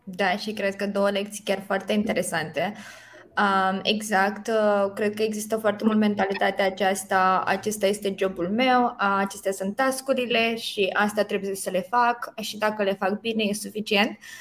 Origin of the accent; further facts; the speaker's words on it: Romania; culturii noastre ca români